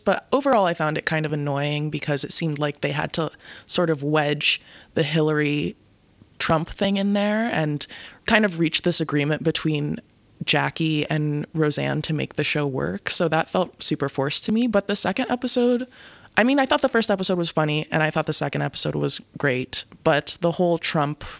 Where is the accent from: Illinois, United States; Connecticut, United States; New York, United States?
Connecticut, United States; also born or lived in Haiti; I grew up in Connecticut. My mom is from Haiti. We immigrated here together when I was a baby.